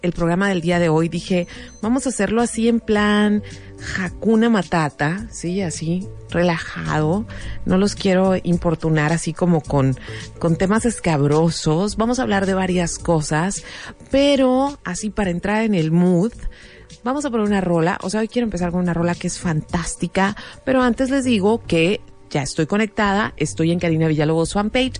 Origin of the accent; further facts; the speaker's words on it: Mexico; como mexicanos